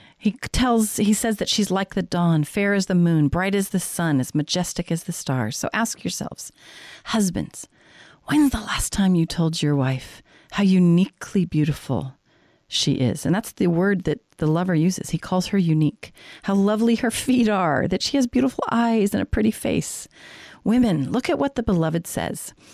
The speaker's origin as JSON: {"language": "English", "region": "Colorado", "country": "United States", "tie": "born or raised there", "moved": "yes", "lives_now": "San Diego, United States", "said": "I grew up in Colorado"}